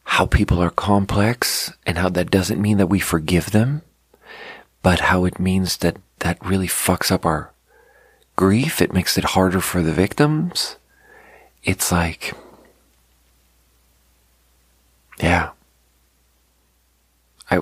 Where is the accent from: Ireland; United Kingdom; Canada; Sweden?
Sweden; growing up in Sweden, they taught us so much about the Holocaust